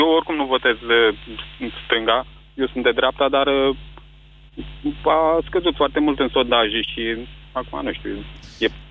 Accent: Constanța, Constanța County, Romania; Eu sunt din Constanța și la noi filiala din Constanța

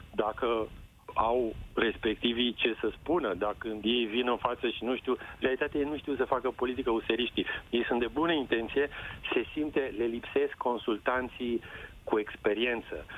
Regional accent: Timișoara, Timiș County, Romania; Eu sunt din Timișoara

